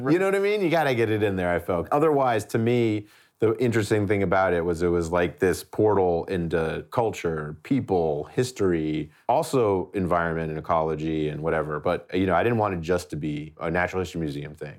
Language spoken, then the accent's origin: English; East Coast, United States; now in Los Angeles, United States; growing up on the East Coast